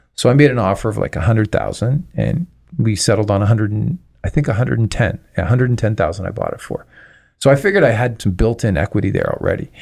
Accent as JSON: {"language": "English", "town": "Toronto", "region": "Ontario", "country": "Canada", "lives_now": "Windsor, Canada", "said": "originally I'm from Toronto"}